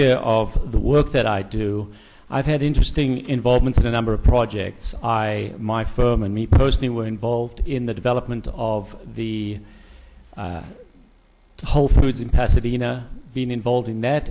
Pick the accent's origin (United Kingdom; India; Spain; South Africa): South Africa; moved away as an adult; now in Calabasas, United States; originally from South Africa, been here many, many years, 22 years, so now I'm just an American with a funny accent